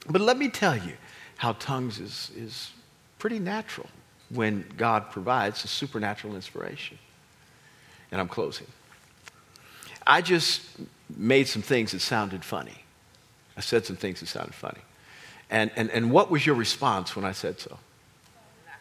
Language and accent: English; Kansas, United States; I grew up in Kansas